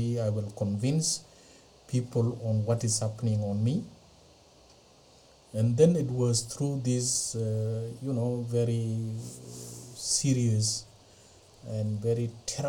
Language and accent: English; Ethiopia; moved away as an adult; now in Australia; originally I'm from Ethiopia, but now I'm a full citizen of Australia. I came to Australia on 31st of March 2004